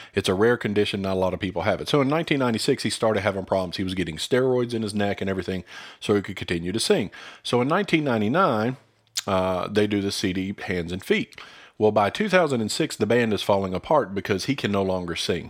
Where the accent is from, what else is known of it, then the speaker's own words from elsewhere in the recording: United States; as American Christians